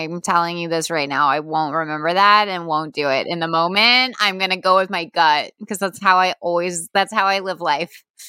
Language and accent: English; Texas, United States; as a Texan